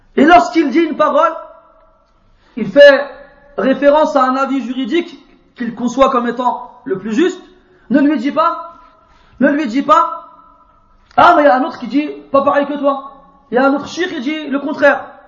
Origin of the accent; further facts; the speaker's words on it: France; je viens de France